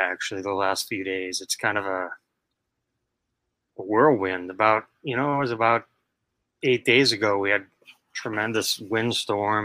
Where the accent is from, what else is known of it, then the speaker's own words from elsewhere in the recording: New York City, New York, United States; I was born and raised in Queens, New York